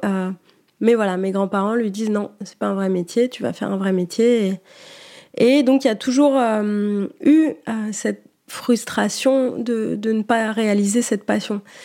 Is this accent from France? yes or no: yes; Niort, Nouvelle-Aquitaine, France; Ma mère m'inscrit euh, au conservatoire de Niort, euh, où j'étudie pendant quelques années